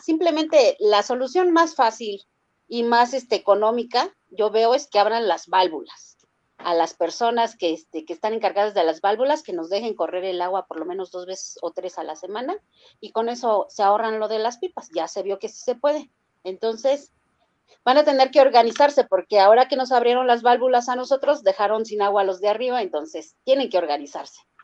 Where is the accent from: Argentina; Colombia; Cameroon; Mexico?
Mexico; also born or lived in Tláhuac, Mexico City; como ciudadana, como mexicana